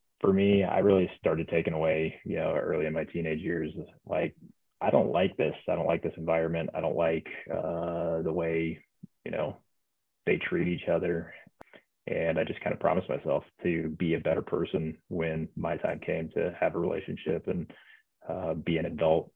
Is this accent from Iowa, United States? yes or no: no; Omaha, Nebraska, United States; moved away as an adult; also born or lived in Lincoln, Nebraska; now in Denver, United States; born and raised in Omaha, Nebraska.